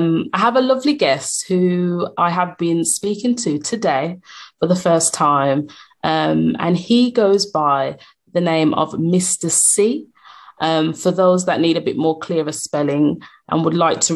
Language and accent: English; Birmingham, West Midlands, United Kingdom; I'm from Birmingham, UK